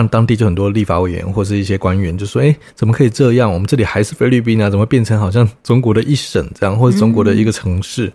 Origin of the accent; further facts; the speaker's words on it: Taiwan; 我们台湾这边